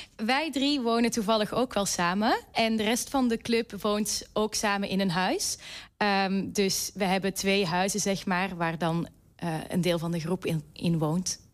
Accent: Belgium; now in Rotterdam, Netherlands; oorspronkelijk kom ik uit België, maar ik studeer nu in mijn laatste jaar muziektheater aan Codarts

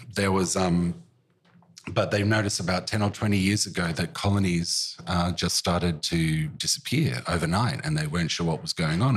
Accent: Currumbin, Queensland, Australia; now in Melbourne, Australia; even as a kid growing up in Currumbin

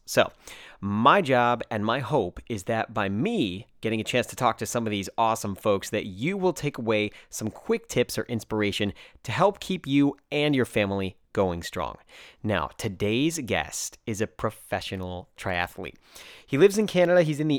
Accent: Dublin, Leinster, Ireland; also born or lived in United States; I said, oh yeah, I'm from Dublin, you know, I was raised here, grew up in Dublin.

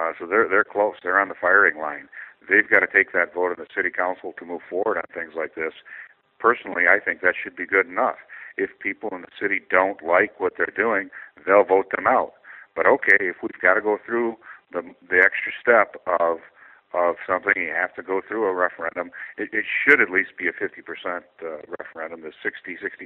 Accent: Albert Lea, Minnesota, United States; Albert Lea, my hometown

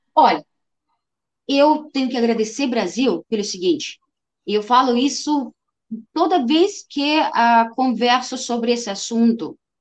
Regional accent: Ukraine; Portuguese is a second language; now in Brazil; eu sou ucraniana, eu sou ucraniana que tem etnia russa

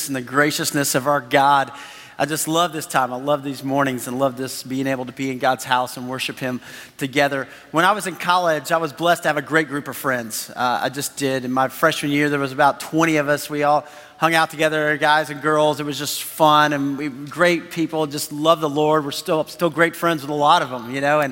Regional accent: Texas, United States; we're from Texas

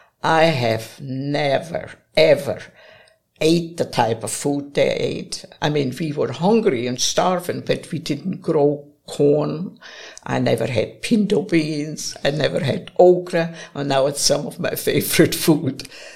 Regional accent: Augsburg, Bavaria, Germany; accent: German; English is a second language; moved away as an adult; also born or lived in Huntsville, Alabama / Boaz, Alabama; now in Athens, Alabama, United States; I live now with my youngest daughter in Athens. Well, I'm from Bavaria, and I was born and raised in Augsburg, which is actually one of the oldest cities in Germany.

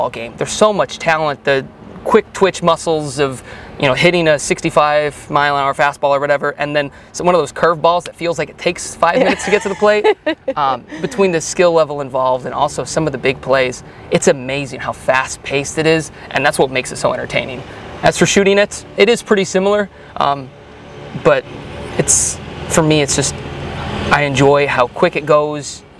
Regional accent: Chicago, Illinois, United States; also born or lived in Minnesota; now in North Carolina, United States; I grew up in the Chicagoland area

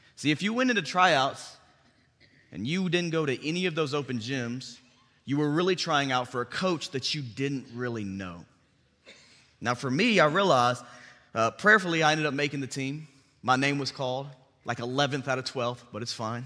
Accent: Bartlett, Tennessee, United States; also born or lived in Memphis, Tennessee; I grew up in Bartlett. I've been in Memphis, Tennessee my entire life.

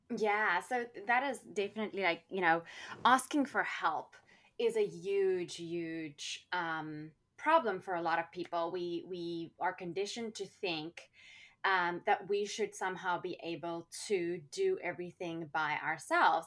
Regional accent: South Africa; growing up in South Africa, we had apartheid

